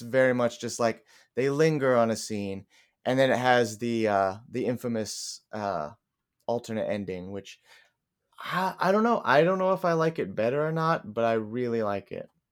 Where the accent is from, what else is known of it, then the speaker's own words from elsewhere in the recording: Kansas City, United States; I'm from Kansas City